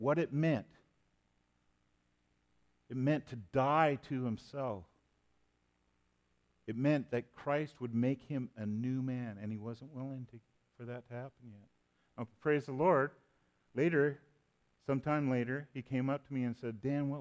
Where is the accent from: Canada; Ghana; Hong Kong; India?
Canada; now I'm a Canadian